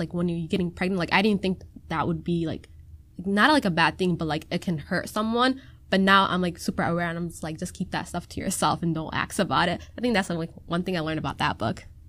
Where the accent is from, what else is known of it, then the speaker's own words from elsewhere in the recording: Minnesota, United States; first language Somali; English is a second language; I've been born and raised in Minnesota